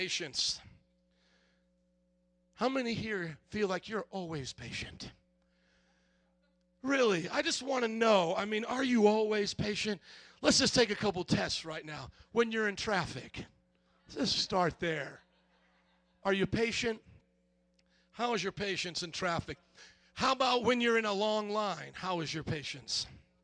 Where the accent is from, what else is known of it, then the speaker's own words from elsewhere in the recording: Indiana, United States; moved away as an adult; also born or lived in New Orleans, Louisiana; now in Chicago, United States; I was born and raised in Indiana to 18, then brought to New Orleans for 7.5 years, then brought here